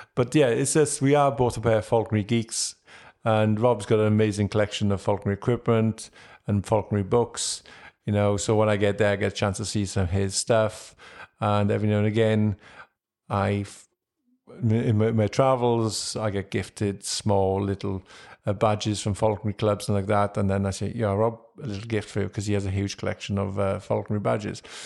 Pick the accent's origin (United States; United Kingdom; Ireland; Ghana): United Kingdom; Wales; being a Welshman.